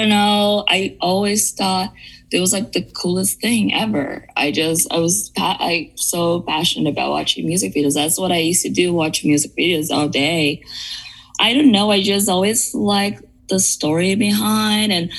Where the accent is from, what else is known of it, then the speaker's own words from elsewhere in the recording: São Bernardo do Campo, São Paulo, Brazil; now in Los Angeles, United States; I grew up in Brazil. I tell people that I'm from São Paulo because it's easier, but I was in São Paulo state